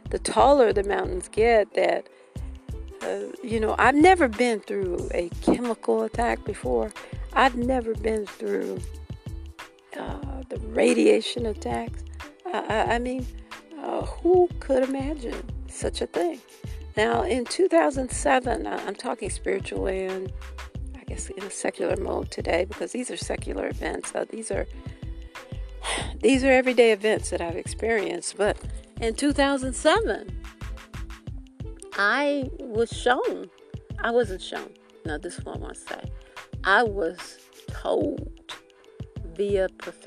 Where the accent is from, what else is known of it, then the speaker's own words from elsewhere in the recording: Detroit, Michigan, United States; moved away as an adult; now in South Carolina, United States; I'm from Detroit, born in Detroit. We lived in Detroit, my sister and I, until we were 12, when my dad came back here to South Carolina